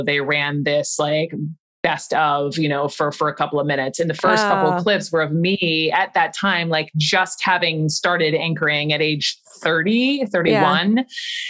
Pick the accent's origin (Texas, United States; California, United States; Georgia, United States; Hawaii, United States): Georgia, United States; Atlanta; I never tried not to have an accent, even though I'm from Georgia, I'm from Atlanta. It's a pretty big city and we don't all, you know, sound like what you may think we're supposed to sound like.